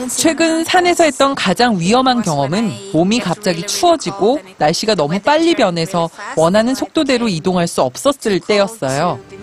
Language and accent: Korean; Sweden; also born or lived in Norway; now in Alps; 전 스웨덴 출신이고 노르웨이에 오랫동안 살았기 때문에